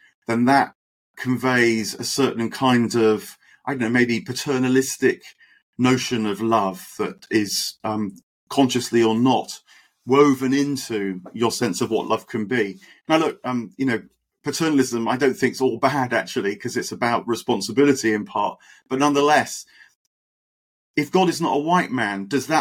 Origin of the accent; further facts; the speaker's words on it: United Kingdom; have been born and raised in Britain, modern Britain